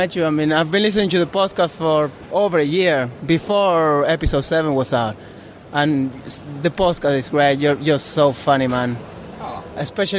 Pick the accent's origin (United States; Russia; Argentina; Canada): Argentina; now in Leeds, United Kingdom; I live in Leeds. I live here in the UK, but I'm from Argentina.